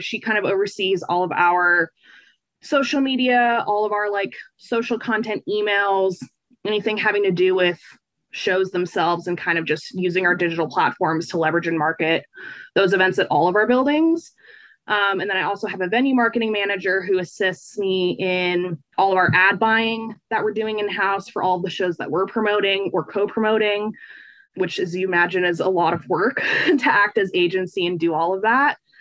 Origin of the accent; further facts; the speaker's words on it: Fort Collins, Colorado, United States; I'm from Fort Collins, which is like an hour north of Denver.